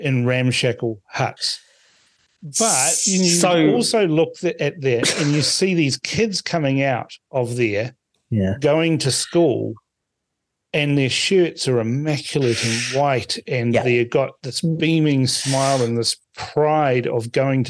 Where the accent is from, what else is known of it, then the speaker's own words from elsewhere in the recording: Suva, Central Division, Fiji; now in New Zealand; I was born in Suva. Yeah. It feels like home when I get off the plane at the airport.